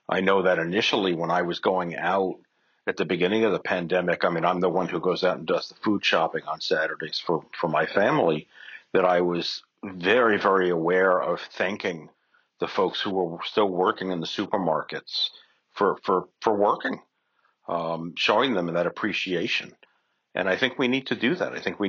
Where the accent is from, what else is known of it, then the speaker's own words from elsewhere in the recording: New York City, New York, United States; I'm a New Yorker, a native New Yorker, and so I work quickly and I walk fast.